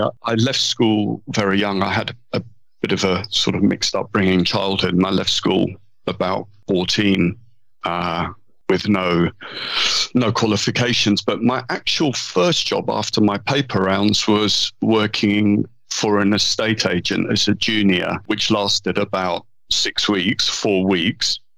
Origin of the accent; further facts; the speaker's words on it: London, United Kingdom; accent: southern and London; I was born in London. Yeah. Um, grew up in London